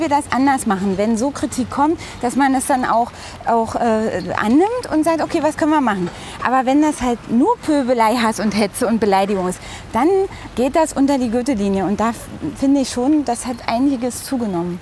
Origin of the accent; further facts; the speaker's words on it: Briesen, Brandenburg, Germany; moved away as an adult; also born or lived in Frankfurt (Oder); now in Berlin, Germany; ich bin, ähm, ja, wie gesagt, in einem kleinen Ort aufgewachsen, in der Nähe dort